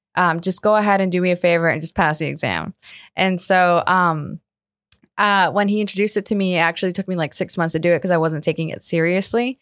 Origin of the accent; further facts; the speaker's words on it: Colombia; also born or lived in Margate, Florida; now in South Florida, United States; born and raised in Colombia.